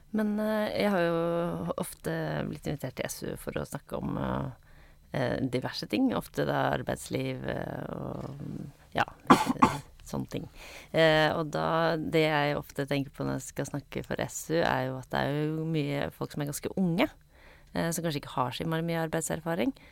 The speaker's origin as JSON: {"language": "Norwegian", "town": "Bærum", "region": "Akershus", "country": "Norway", "said": "jeg kommer fra, jeg kommer fra Bærum"}